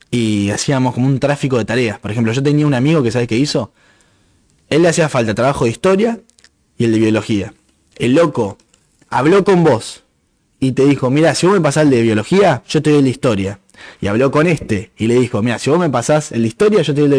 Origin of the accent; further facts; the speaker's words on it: Santa Fe, Argentina; yo soy argentino, pues nací en Argentina. Santa Fecino por pues, la provincia de Santa Fe. Eh, no sé cómo se dice, de Constitución, soy del Departamento de Constitución.